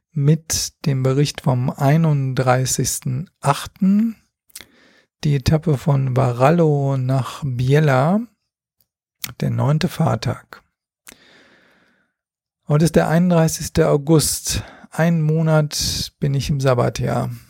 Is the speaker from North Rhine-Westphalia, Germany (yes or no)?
yes; Mönchengladbach, North Rhine-Westphalia, Germany; ich bin aufgewachsen in Mönchengladbach und Ruhrmond ist ungefähr 30 Kilometer davon.